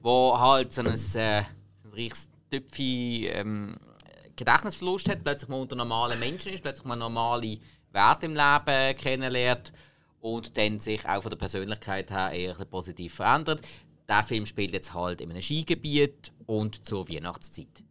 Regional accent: Switzerland; als Schweizer, der einmal in Irland war

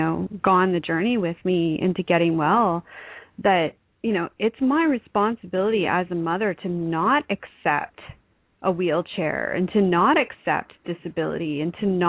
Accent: Canada; I'm Canadian.

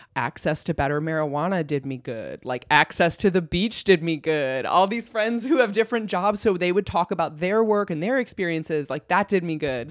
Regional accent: Iowa, United States; moved away as an adult; now in Los Angeles, United States; I was born and raised in Iowa

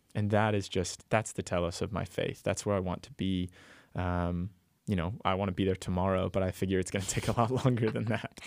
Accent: Texas, United States; I'm from Texas

